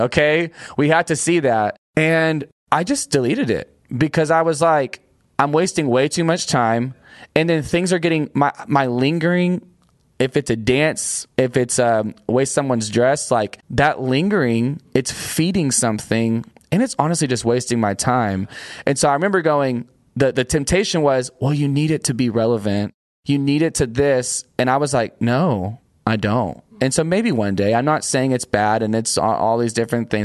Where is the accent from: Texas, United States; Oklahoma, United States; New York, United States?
Texas, United States; Union Grove; I'm a small-town preacher's kid from a East Texas town outside of Longview called Union Grove